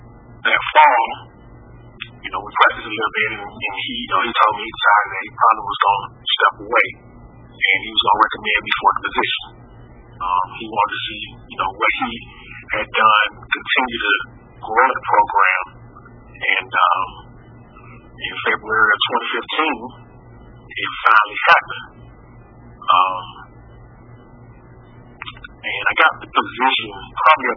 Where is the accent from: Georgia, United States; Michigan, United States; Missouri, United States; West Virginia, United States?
Georgia, United States; Decatur; I'm born and raised in Decatur, Georgia